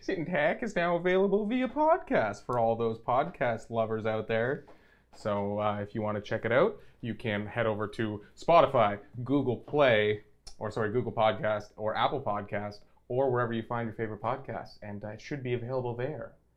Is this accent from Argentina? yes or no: no; Canada; we are Canadian